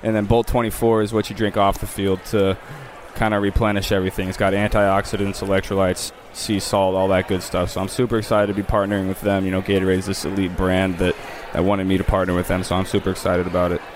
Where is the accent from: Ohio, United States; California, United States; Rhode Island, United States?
Ohio, United States; moved away as an adult; also born or lived in Louisiana; I was a Saints fan growing up because of Drew Brees growing up in Ohio